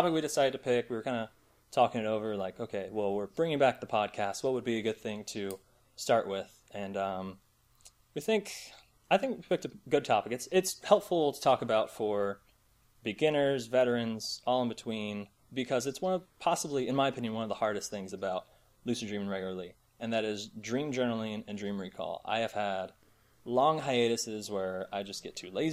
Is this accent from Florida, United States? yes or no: yes; St. Petersburg, Florida, United States; moved away as an adult; now in Virginia, United States; born and raised in St. Petersburg, Florida